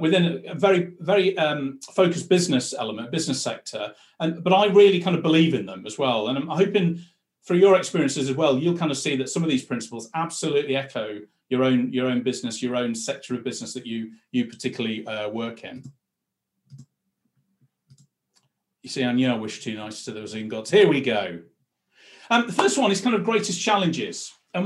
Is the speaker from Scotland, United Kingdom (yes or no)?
no; Blackpool, North West England, United Kingdom; moved away as an adult; When I was a kid growing up in Blackpool